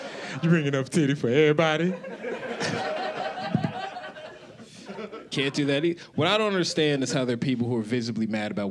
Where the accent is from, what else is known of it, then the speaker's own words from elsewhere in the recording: Colorado, United States; now in Los Angeles, United States; I live in Los Angeles now. I'm originally from Colorado.